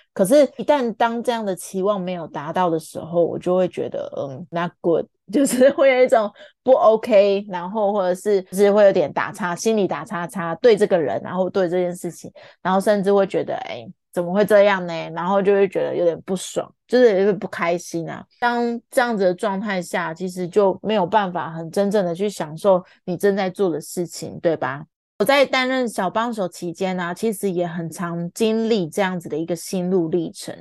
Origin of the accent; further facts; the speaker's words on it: Taiwan; 懂中文的我们台湾人